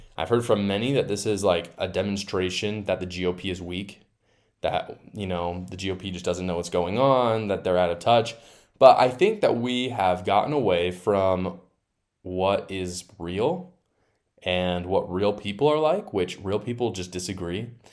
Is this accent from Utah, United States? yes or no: yes; Utah, United States; my home state of Utah